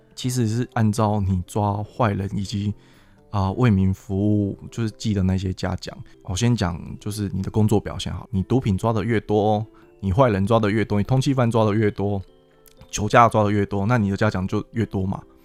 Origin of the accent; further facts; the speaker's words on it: Miaoli County, Taiwan; moved away as an adult; also born or lived in Sanchong, New Taipei; now in New Taipei, Taiwan; 然后我本身我苗栗人，然后又来到新北市，在三重服务